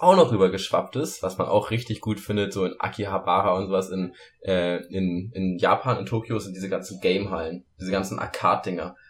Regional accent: Germany; bei uns in Deutschland

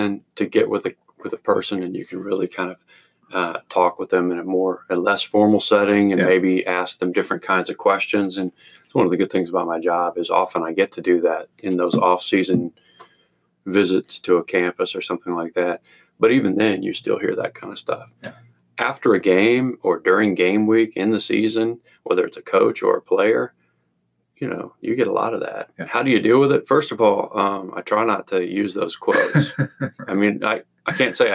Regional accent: Arkansas, United States; I grew up in Arkansas

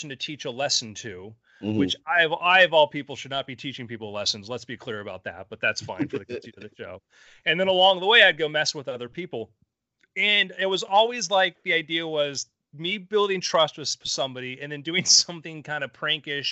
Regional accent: South Florida, United States; I grew up in South Florida

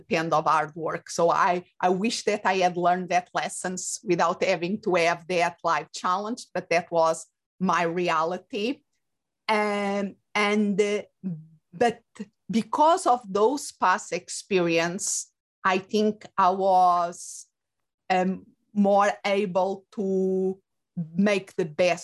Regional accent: Portugal; moved away as an adult; also born or lived in England / Spain; now in United States; I was born and raised in Portugal

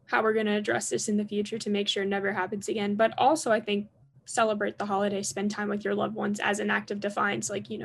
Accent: South Florida, United States; I grew up in South Florida, very close to Parkland.

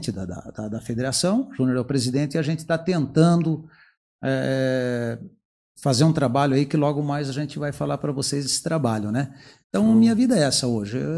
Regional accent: Palmas, Paraná, Brazil; now in Curitiba, Brazil; interior do Paraná, aqui de Palmas, mas já estou na região aqui de Curitiba aqui há quase 50 anos. Então já sou curitibano.

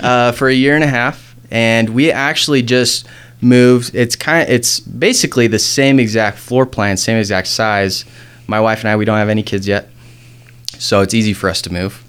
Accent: South Jordan, Utah, United States; I grew up in South Jordan.

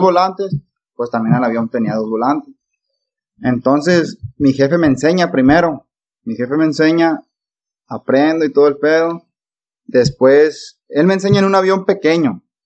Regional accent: Nayarit, Mexico; also born or lived in Sinaloa; Me, considero de Sinaloa y de Nayarit. Ya que, pues, en Sinaloa fue donde nací y en Nayarit tengo casi 20 años viviendo. Tengo 24 años de edad.

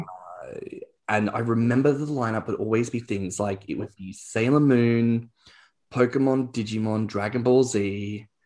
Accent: Australia; as an Australian

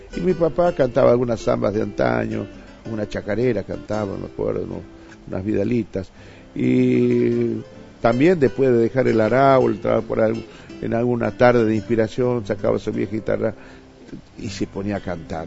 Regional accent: Jujuy, Argentina; also born or lived in Salta; de mi pueblo, del eh, de ese eh, eh, de, mi pueblo, de Jujuy o de Salta, que conocía cuando era chiquito

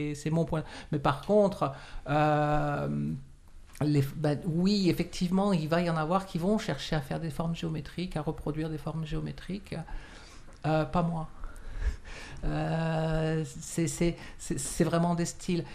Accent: France; moved away as an adult; also born or lived in Morocco / Quebec, Canada; now in Montreal, Canada; je suis né au Maroc de parents français. Euh, et je, suis arrivé en France, j'avais à peu près 5 ans. Et je suis arrivé ici, donc j'avais une quarantaine d'années.

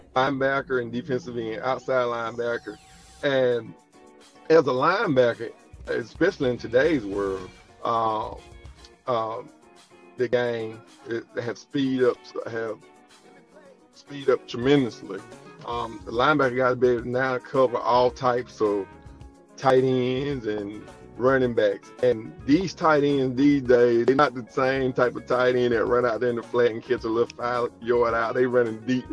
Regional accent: Bassfield, Mississippi, United States; growing up in a small town of Bassfield

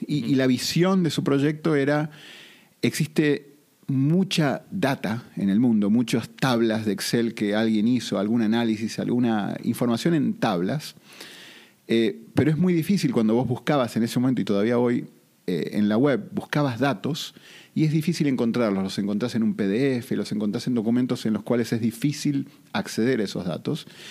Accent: Argentina; accent: southern; moved away as an adult; also born or lived in Boston; now in Costa Rica; vivo en Costa Rica, pero tengo un acento un poco más sureño, soy originalmente de Argentina

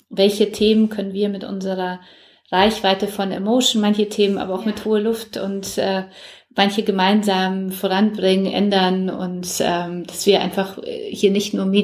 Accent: Poland; German is a second language; now in Germany; Ich komme ja selber aus Polen und mir war es sehr wichtig, dass sie auch aus Polen kommt ah, und meine cool. Tochter auch Polnisch spricht, ja.

